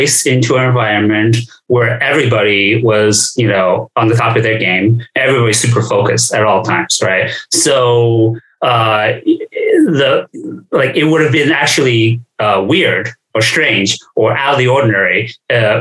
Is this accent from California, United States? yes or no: no; New York City, New York, United States; also born or lived in China; I came to this country from China when I was 9. Grew up in New York, grew up in flushing New York after I came to this country.